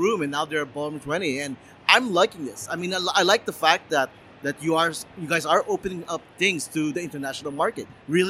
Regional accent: Philippines; As a Filipino

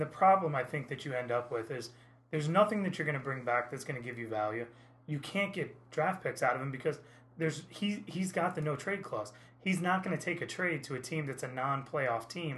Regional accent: Indiana, United States; now in Naples, United States; I grew up in Indiana where IU basketball is much the same way

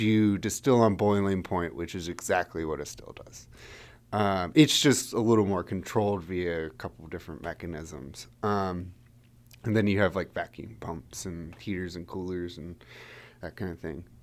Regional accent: Frederick, Maryland, United States; moved away as an adult; also born or lived in Santa Barbara, California; I grew up in Frederick, Maryland, which is one of the reasons why Wanderer's based here

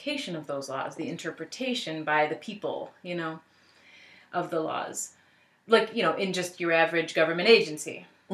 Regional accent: Buffalo, New York, United States; I am born and raised in Buffalo

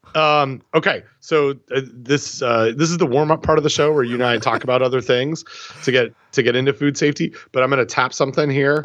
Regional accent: Port Hope, Ontario, Canada; growing up in Port Hope

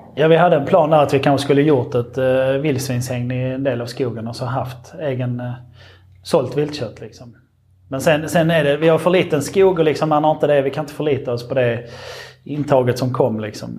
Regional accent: Marsvinsholm, Skåne, Sweden; jag är liksom uppväxt och född här på gården

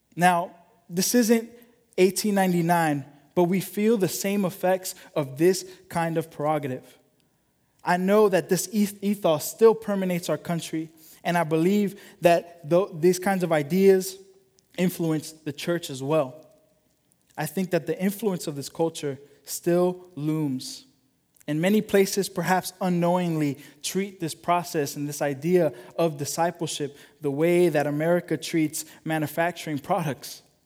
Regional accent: United States; as American followers of Jesus

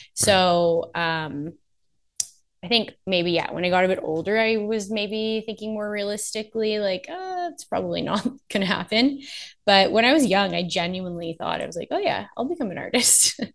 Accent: Oakville, Ontario, Canada; also born or lived in Nova Scotia / Los Angeles; now in Toronto, Canada; I was born in um, Toronto. Grew up just outside of Toronto in Oakville

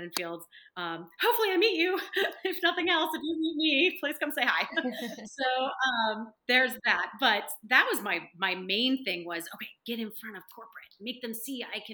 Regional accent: Minnesota, United States; moved away as an adult; also born or lived in Los Angeles; I'm from Minnesota

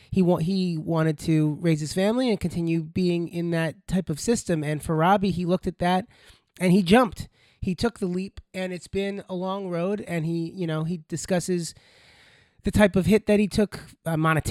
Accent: Plainview, New York, United States; born or raised there

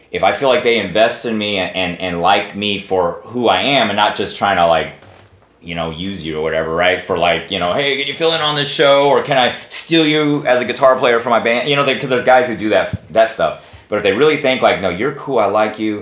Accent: Texas, United States; I'm from Texas

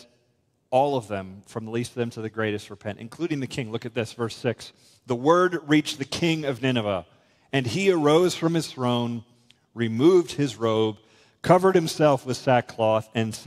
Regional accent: United States; I'm an American

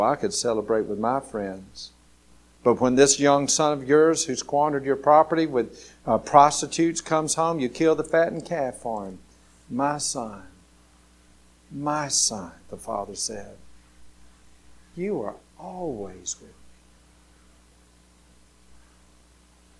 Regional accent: Grady, Alabama, United States; I was going from Grady, Alabama, going off to college

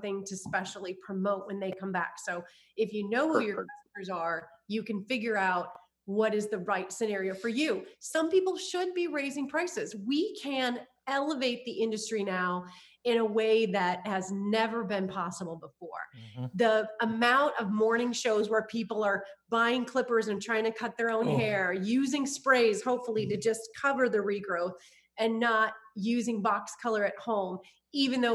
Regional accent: Iowa, United States; moved away as an adult; also born or lived in California; I'm originally from Iowa. So also from the Midwest. I moved to California

